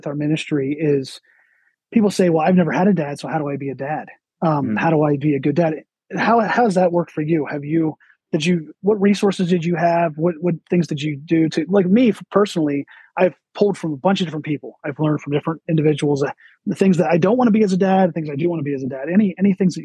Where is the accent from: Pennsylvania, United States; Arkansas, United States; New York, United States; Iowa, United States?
Pennsylvania, United States; I grew up in Pennsylvania